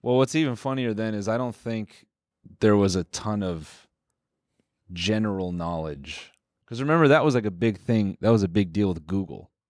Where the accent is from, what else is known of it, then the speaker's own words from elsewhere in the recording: Canada; we're Canadian.